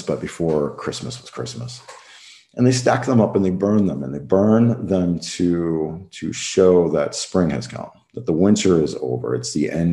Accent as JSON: {"language": "English", "country": "United States", "tie": "born or raised there", "moved": "as an adult", "lives_now": "Luxembourg", "said": "I was born in the United States"}